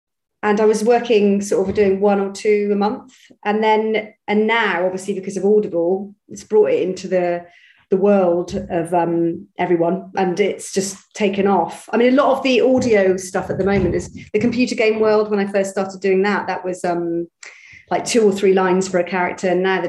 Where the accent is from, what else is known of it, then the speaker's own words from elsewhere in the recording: Bristol, South West England, United Kingdom; I'm from Bristol originally, so my accent should be a bit like that. But it used to be like that.